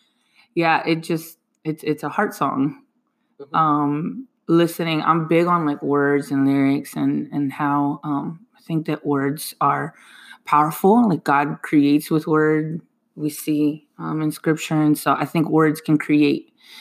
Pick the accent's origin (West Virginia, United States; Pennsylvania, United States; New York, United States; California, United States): Pennsylvania, United States; Lancaster; I'm born and raised in Lancaster City. I love my city.